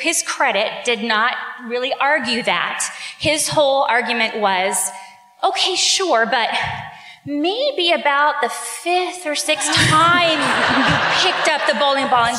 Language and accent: English; Bloomington, Indiana, United States; moved away as an adult; now in Indianapolis, United States; my hometown, which is Bloomington, Indiana